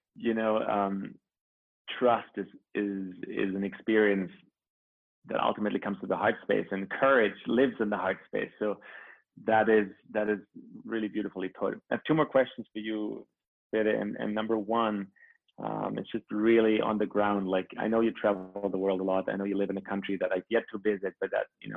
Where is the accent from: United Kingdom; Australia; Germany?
Germany; now in Canada; where I grew up in Germany, or where I've lived now for a long time in Canada